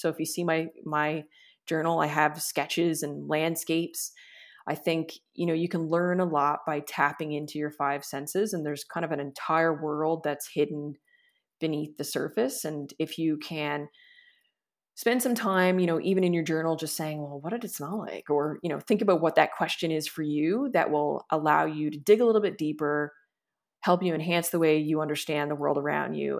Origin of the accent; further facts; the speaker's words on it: Corner Brook, Newfoundland and Labrador, Canada; we used to joke growing up that we were kind of like the hillbillies of our area in Cornerbrook